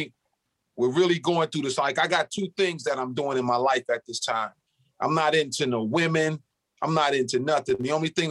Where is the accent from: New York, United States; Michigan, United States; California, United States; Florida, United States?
Michigan, United States; Detroit; I'm from Detroit